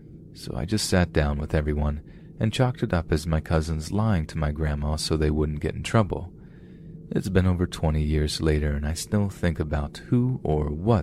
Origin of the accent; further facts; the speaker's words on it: Houston, Texas, United States; I was born and raised in Houston my whole life due to my parents getting jobs in the oil industry.